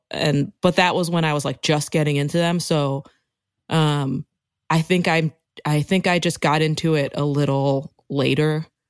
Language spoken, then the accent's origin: English; Rockville, Maryland, United States; moved away as an adult; also born or lived in Washington, D.C. / Brooklyn; I grew up in Rockville, Maryland